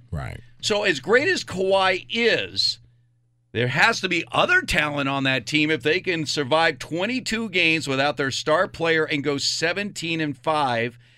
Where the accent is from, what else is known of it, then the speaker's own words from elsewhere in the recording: United States; I'm an American, damn it.